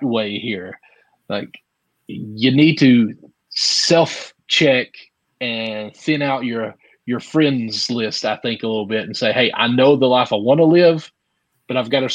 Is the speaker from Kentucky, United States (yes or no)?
yes; Kentucky, United States; I'm from the South here in Kentucky